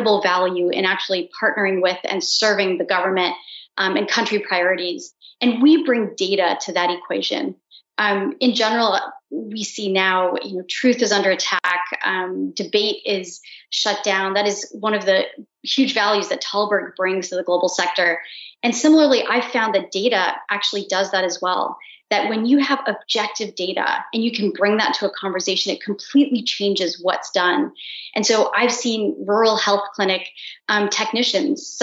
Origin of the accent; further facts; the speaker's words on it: India; I'm Indian